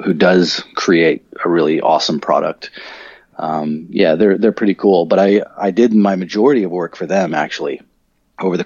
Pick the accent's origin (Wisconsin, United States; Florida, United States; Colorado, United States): Colorado, United States; moved away as an adult; now in Australia; I grew up in Colorado. That's where I'm originally from.